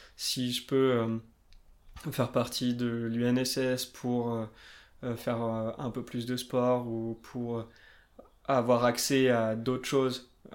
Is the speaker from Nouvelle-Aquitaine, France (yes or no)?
yes; Limousin, Nouvelle-Aquitaine, France; now in Annecy, France; Je viens du Limousin, perdu un petit peu au milieu de la France, dans la diagonale du vide. Maintenant j'habite Annecy